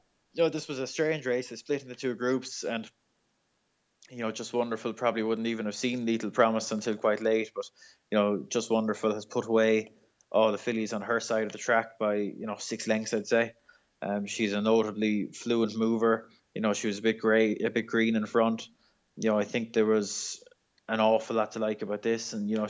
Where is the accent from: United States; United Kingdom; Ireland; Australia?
Ireland; We're just nice people in Ireland.